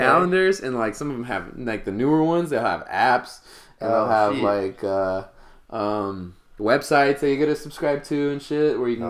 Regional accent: Stockton, California, United States; born or raised there; also born or lived in Mesa, Arizona

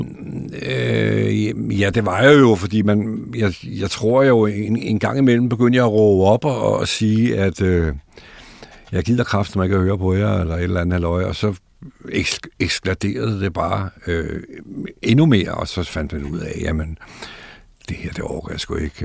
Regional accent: Bagsværd, Capital Region of Denmark, Denmark; also born or lived in Gladsaxe; Jeg er født i Bagsvær, øh, i noget, der hedder Bindeledet

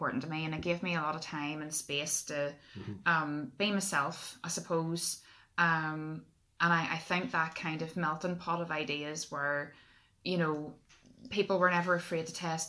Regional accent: Lisburn, Northern Ireland, United Kingdom; I'm from Lisburn, that's where we are at the minute.

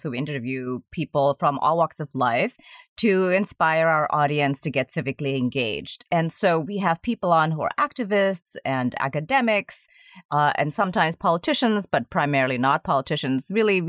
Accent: Indonesia; moved away; And I'm originally from Indonesia, which is a very young country.

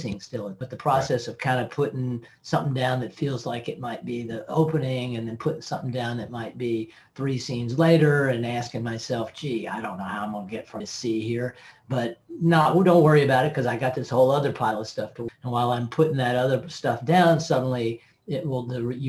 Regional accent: Tennessee, United States; I'm from Tennessee

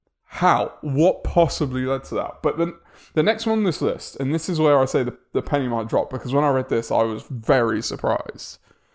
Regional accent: England, United Kingdom; as we English quite often say

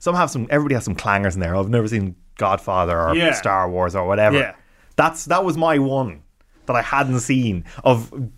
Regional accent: Lahinch, Munster, Ireland; I grew up in Lahinch and County Clare around surf

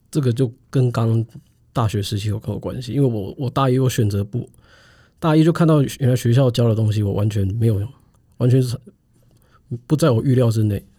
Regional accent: Taiwan; 我们作为台湾人

